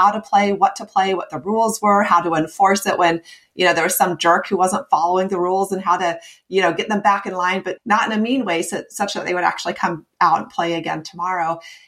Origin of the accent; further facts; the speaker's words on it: Midwest, United States; moved away as an adult; also born or lived in West Coast, United States / East Coast, United States; now in US East Coast; I grew up in the Midwest and spent 14 years on the West Coast. And I've been out here on the East Coast for 5 years